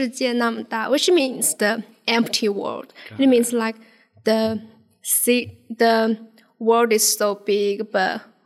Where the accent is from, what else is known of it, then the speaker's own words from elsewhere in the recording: Wuhan, Hubei, China; English is a second language; moved away as an adult; now in United States; I'm an international student. I came from Wuhan.